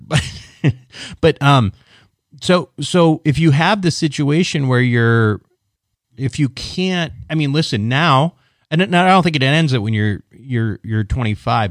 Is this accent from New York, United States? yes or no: no; Minneapolis, Minnesota, United States; I'm from the Mini, uh, Minneapolis suburbs.